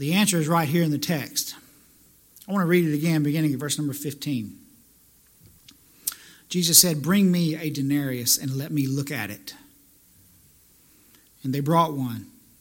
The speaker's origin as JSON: {"language": "English", "region": "the South", "country": "United States", "moved": "yes", "lives_now": "New Jersey, United States", "said": "I'm from the South"}